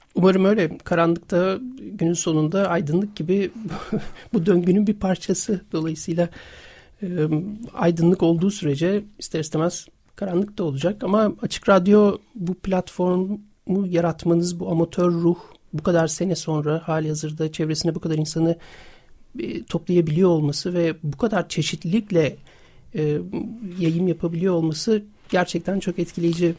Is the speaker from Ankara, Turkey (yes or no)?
no; İzmir, Turkey; moved away as an adult; now in Istanbul, Turkey; ben İzmirliyim. 1999'da İstanbul'a geldim yaşamak için